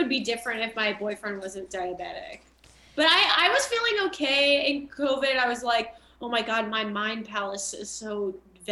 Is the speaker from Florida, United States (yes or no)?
no; Long Island, New York, United States; moved away; also born or lived in Chicago; I'm from Long Island, and anytime I say I'm from New York, people are like, so you're not really from New York.